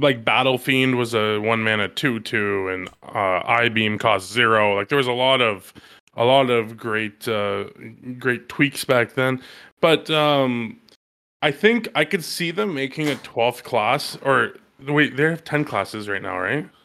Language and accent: English; Canada